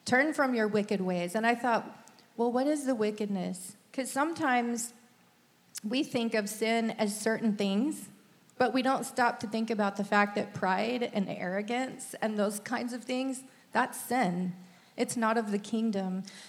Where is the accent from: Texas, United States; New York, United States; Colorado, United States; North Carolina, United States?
Texas, United States; accent: Texan; So, I kind of lost my Texan accent along the way.